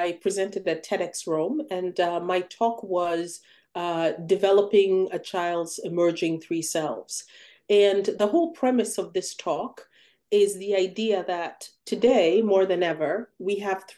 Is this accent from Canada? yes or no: no; Uganda; now in United States; I grew up in Uganda, where all of the shows were imported